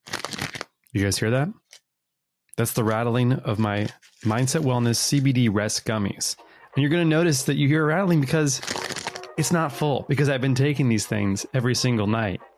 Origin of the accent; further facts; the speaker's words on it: New York, United States; I'm from New York